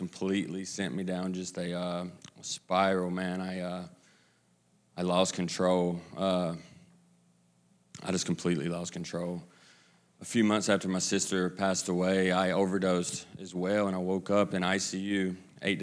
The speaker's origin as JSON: {"language": "English", "town": "Kannapolis", "region": "North Carolina", "country": "United States", "said": "I'm from Kannapolis, right outside of Charlotte"}